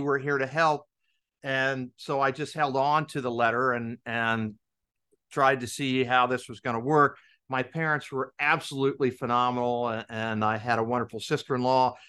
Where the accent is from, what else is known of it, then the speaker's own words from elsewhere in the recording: Kansas, United States; moved away as an adult; I grew up in Kansas. My dad was in, in the Navy, and he retired in nineteen seventy-five. We moved back to Kansas